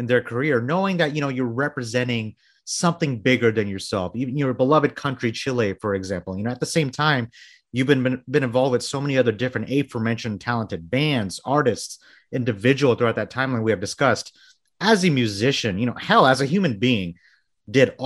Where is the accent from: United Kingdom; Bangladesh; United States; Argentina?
Bangladesh; I was born in Bangladesh.